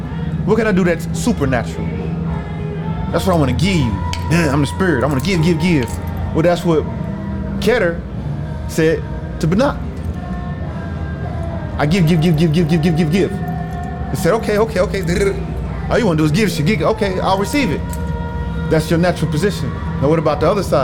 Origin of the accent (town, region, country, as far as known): Indianapolis, Indiana, United States